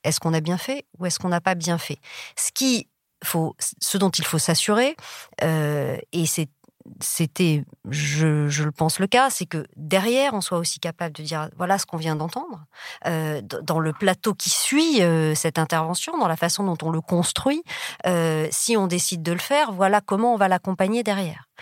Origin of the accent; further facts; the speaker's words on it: south-west France, France; moved away as an adult; je viens du fin fond du sud-ouest, d'un village de 20 000 habitants